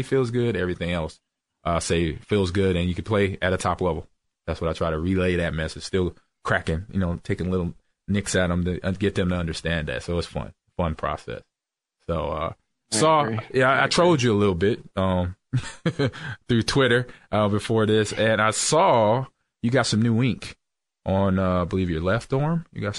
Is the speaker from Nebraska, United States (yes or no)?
yes; Nebraska, United States; Yeah, I'm a Cornhusker, O'Leary. I'm from Nebraska. I played at Nebraska, so I'm a Cornhusker all the way through.